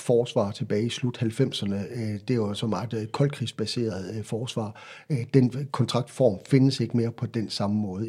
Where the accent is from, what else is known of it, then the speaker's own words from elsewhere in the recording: Central Jutland, Central Denmark Region, Denmark; also born or lived in Faroe Islands / Fredericia; Købte hus i Midtjylland, hvor jeg kommer fra, flyttede derop